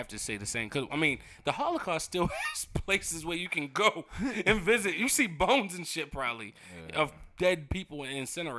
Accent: Baltimore, Maryland, United States; we just West Baltimore niggas.

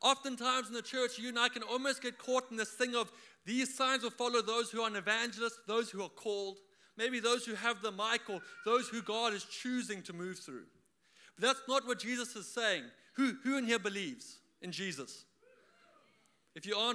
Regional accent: South Africa; now in Australia; I am from South Africa. For all of you who are wondering where that accent is from

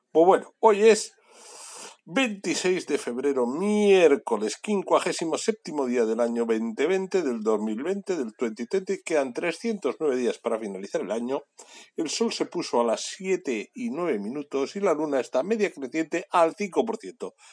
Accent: Bilbao, Basque Country, Spain; o que llamamos a Moncloa, porque somos de Bilbao y aquí podemos llamar a Moncloa.

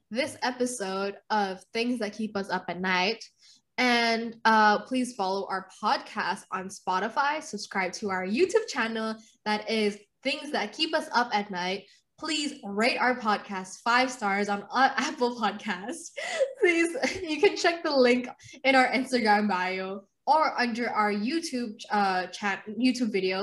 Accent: Indonesia; moved away; I was born and raised in Indonesia

